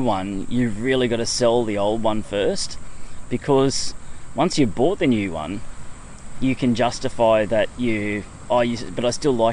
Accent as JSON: {"language": "English", "town": "Palmwoods", "region": "Queensland", "country": "Australia", "tie": "born or raised there", "said": "I grew up in Palmwoods"}